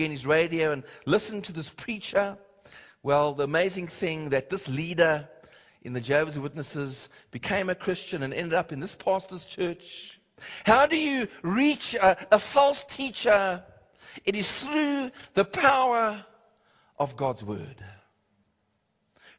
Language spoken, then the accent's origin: English; Cape Town, Western Cape, South Africa; I remember growing up in Cape Town